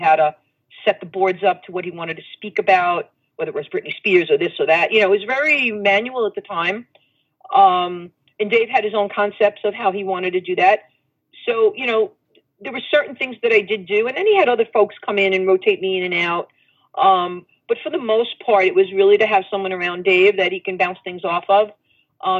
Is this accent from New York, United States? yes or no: yes; New York City, New York, United States; I came from Brooklyn